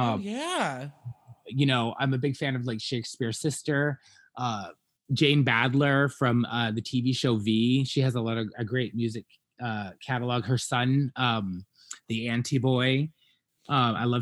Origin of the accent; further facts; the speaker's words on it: Scotland, United Kingdom; moved away; I grew up in Scotland